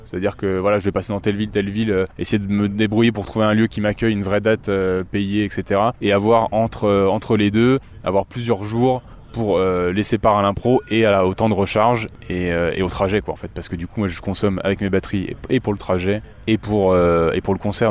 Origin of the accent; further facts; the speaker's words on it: Bourgogne-Franche-Comté, France; j'ai vraiment grandi donc dans le Morvan. Je suis né dans le Morvan et j'ai grandi à la ferme.